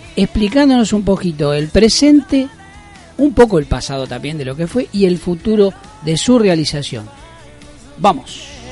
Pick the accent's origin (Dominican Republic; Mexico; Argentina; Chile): Argentina; como argentinos nos da orgullo